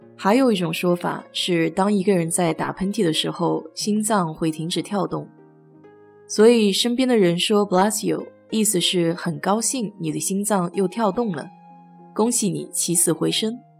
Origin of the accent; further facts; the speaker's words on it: China; now in United States; 我们中国人打碎玩，喜欢来句碎碎平安